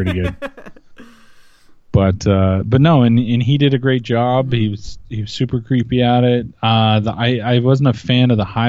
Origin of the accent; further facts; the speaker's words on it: Canada; I'm Canadian